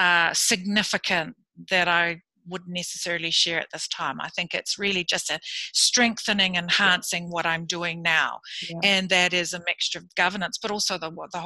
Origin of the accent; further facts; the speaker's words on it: Samoa; also born or lived in Fiji; now in New Zealand; I was born in Samoa, lived in Samoa, Fiji